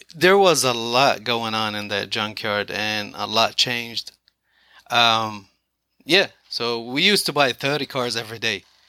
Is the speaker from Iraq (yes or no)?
yes; Iraq; moved away as an adult; also born or lived in Philadelphia, United States; now in Kennedale, United States; I'm originally from the Middle East